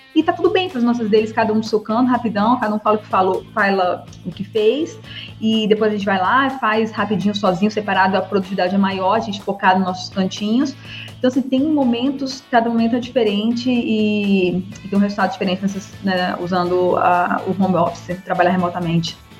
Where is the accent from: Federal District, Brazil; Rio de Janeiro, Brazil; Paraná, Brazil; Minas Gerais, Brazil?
Federal District, Brazil; Brasília; sou de Brasília, sou formada pela Universidade de Brasília